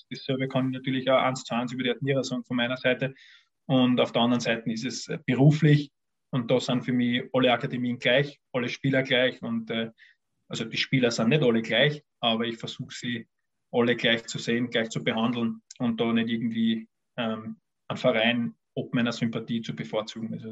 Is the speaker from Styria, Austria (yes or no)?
no; Vienna, Austria; Ich bin ein Wiener und in, Wiener, in Wien hast du eben, wenn du Fußball interessiert bist, zwei Möglichkeiten